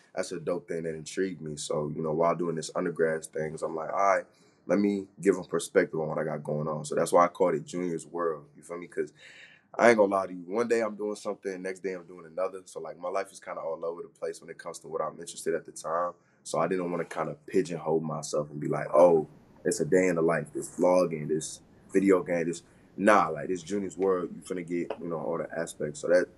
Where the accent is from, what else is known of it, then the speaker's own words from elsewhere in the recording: Florida, United States; Man, every time I be talking to people since freshman year, I tell them I'm from Florida. They're like, what? Why'd you come all the way over here?